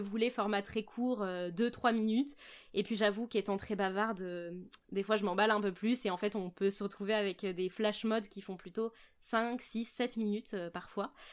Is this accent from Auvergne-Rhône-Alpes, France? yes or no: no; Charente, Nouvelle-Aquitaine, France; moved away as an adult; now in Bordeaux, France; Je suis née à Bordeaux et puis maintenant, je, vis à Bordeaux. Donc, je suis native de Bordeaux, mais j'ai grandi en Charente avec mes parents.